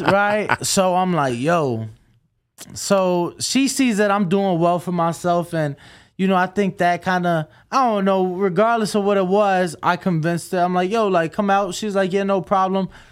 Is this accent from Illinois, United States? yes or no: yes; Chicago, Illinois, United States; moved away